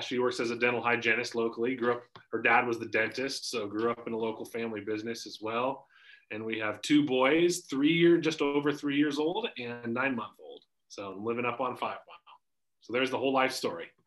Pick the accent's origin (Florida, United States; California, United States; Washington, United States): Washington, United States; Spokane; born and raised in Spokane, grew up in Green Bluff, up on the north side